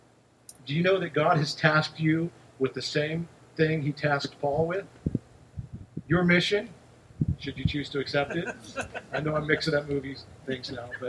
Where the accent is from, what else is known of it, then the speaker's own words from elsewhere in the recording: United States; we have a lot of amazing rights as American Christians